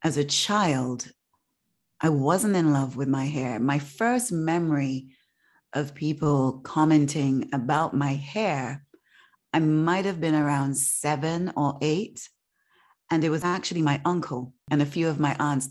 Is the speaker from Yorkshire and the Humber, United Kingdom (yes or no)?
yes; Leeds, Yorkshire and the Humber, United Kingdom; mixed race children in the neighborhood that I grew up in Leeds